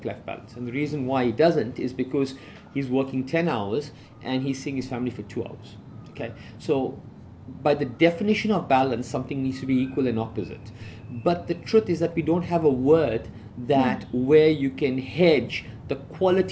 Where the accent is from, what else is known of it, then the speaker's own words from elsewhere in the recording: South Africa; I grew up in South Africa